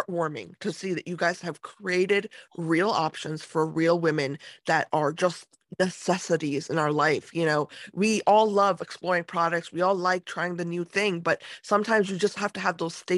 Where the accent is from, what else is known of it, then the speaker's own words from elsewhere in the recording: United States; I grew up in America